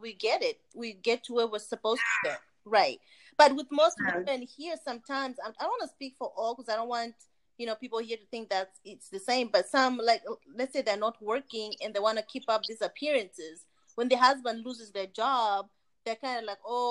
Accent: Zimbabwe; now in United States; I'm originally from Zimbabwe like you guys

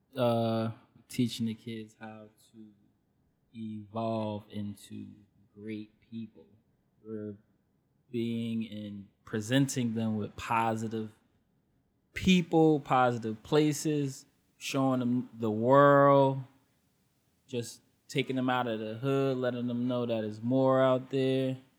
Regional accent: Elizabeth, New Jersey, United States; my hometown is Elizabeth

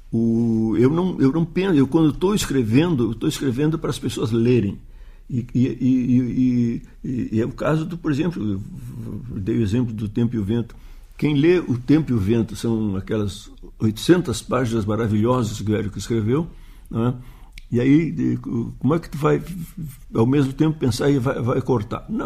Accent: Uruguaiana, Rio Grande do Sul, Brazil; porque eu sou de Uruguaiana, uma cidade da fronteira, do Pampa

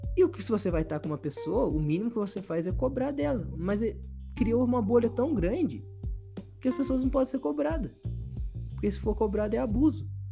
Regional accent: Brazil; eu nasci aqui no Brasil

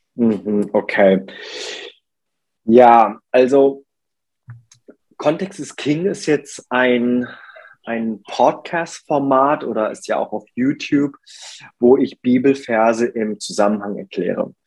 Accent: Germany; ich bin in Deutschland geboren und aufgewachsen, aber mein Ursprung liegt äh, in Korea

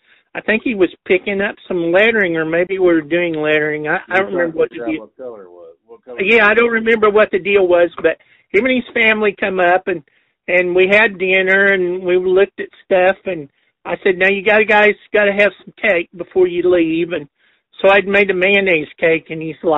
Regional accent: Enid, Oklahoma, United States; I grew up in Enid

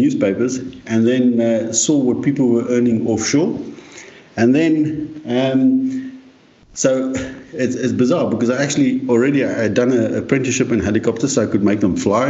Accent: South Africa; moved away as an adult; also born or lived in United Kingdom; I actually did my national service, which was the last year in South Africa of national service

